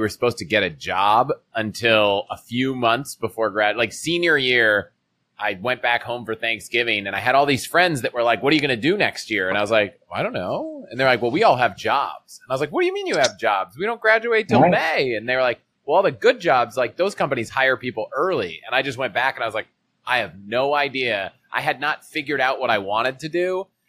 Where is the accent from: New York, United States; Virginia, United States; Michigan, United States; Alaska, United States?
Virginia, United States; Virginia outside DC, United States; moved away as an adult; also born or lived in Colorado; I grew up in Virginia outside DC, went to college in Colorado